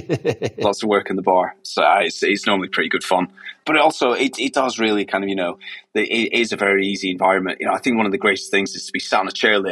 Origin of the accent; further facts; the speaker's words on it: Scotland, United Kingdom; I'm actually a Scot